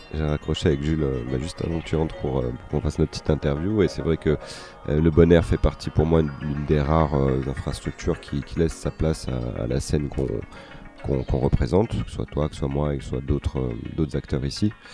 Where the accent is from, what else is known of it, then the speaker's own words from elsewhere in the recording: Paris region, Île-de-France, France; moved away as an adult; now in Marseille, France; je suis né euh, dans la cité phocéenne, même si j'ai passé une bonne partie de ma vie euh, à Paris, en région parisienne en tout cas.